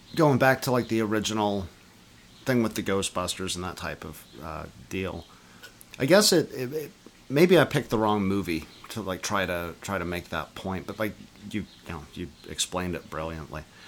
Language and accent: English; Canada; coming out to you guys as Canadian